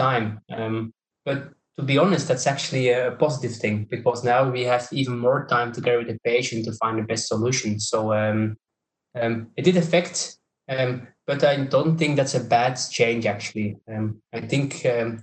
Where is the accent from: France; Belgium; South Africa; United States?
Belgium; I'm coming from Belgium